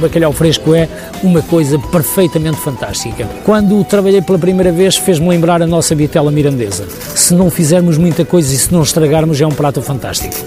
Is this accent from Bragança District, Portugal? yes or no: yes; Bragança, Bragança District, Portugal; moved away; cheguei à minha terra natal, cheguei a Bragança